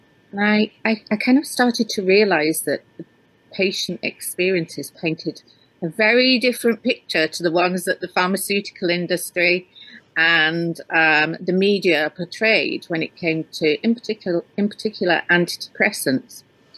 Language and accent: English; Yorkshire and the Humber, United Kingdom; now in Scotland, United Kingdom; Okay. Well, I live in the Highlands of Scotland, but I grew up in Yorkshire in England.